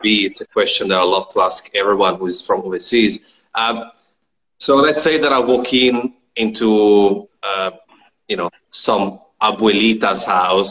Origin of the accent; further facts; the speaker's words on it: Italy; now in Australia; I don't have family here. I mean, back home in Italy